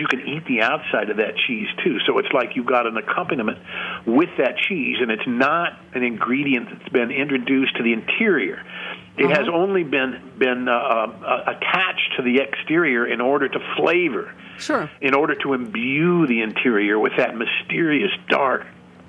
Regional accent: Missouri, United States; now in New York, United States; I came from Missouri

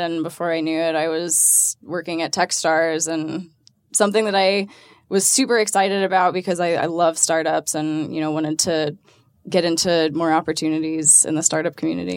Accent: Atlanta, Georgia, United States; born and raised in Atlanta

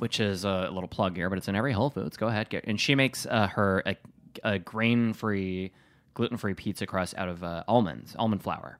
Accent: Wisconsin, United States; from Wisconsin

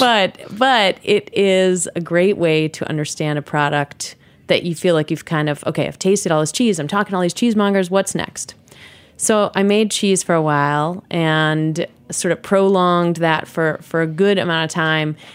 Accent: New York City, New York, United States; also born or lived in Wisconsin; I grew up in New York City

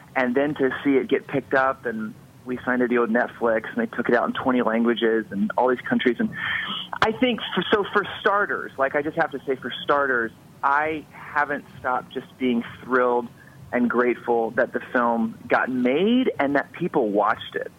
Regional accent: Atlanta, Georgia, United States; moved away as an adult; also born or lived in Los Angeles; I grew up in Atlanta, and then after high school I moved out to Los Angeles

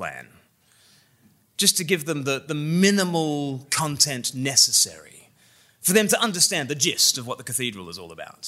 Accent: Australia; now in England, United Kingdom; I'm Australian and I live in England

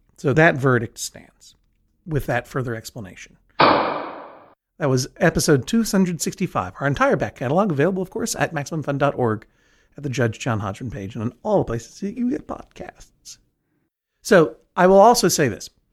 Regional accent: New England, United States; I'm from New England, a region of the northeast of the United States

